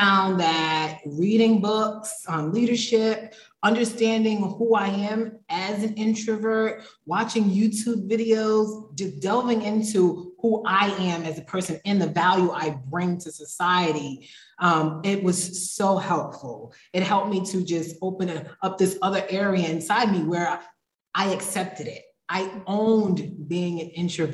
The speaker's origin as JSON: {"language": "English", "town": "Providence", "region": "Rhode Island", "country": "United States", "tie": "born or raised there", "also_born_or_lived": "Philadelphia, Pennsylvania / North Carolina", "moved": "as an adult", "lives_now": "Mexico", "said": "So I was born in Philadelphia, Pennsylvania. I was raised in Providence, Rhode Island"}